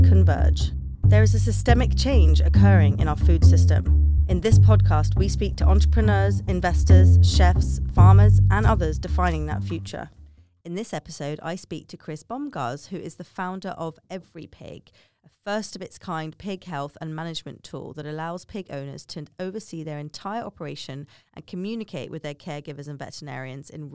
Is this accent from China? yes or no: no; United Kingdom; moved away; as we call it in the UK